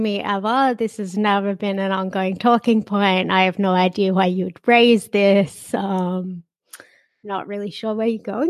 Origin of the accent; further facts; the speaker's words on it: Sydney, New South Wales, Australia; Yes, yeah, Sydney. I spent a brief amount of time overseas, like in my 20s, but like mostly lived here. I lived on like the west coast of the States in Canada for a while.